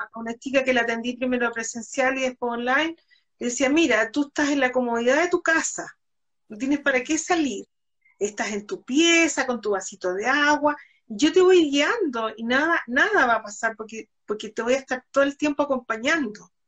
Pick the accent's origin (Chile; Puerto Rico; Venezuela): Chile; Concepción, Biobío; yo soy de Concepción